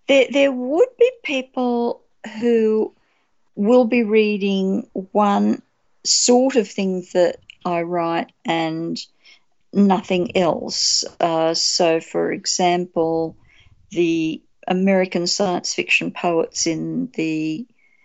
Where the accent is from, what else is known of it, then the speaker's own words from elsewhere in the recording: Australia; an Australian spec fic writer